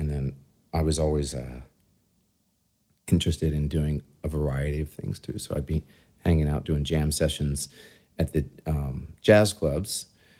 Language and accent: English; Philadelphia, Pennsylvania, United States; moved away as an adult; now in New York, United States; I grew up in Northeast Philly.